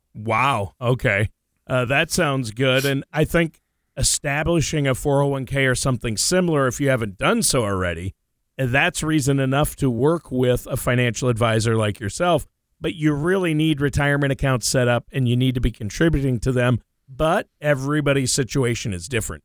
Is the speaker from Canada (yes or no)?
no; Minnesota, United States; now in Oregon, United States; I grew up in Minnesota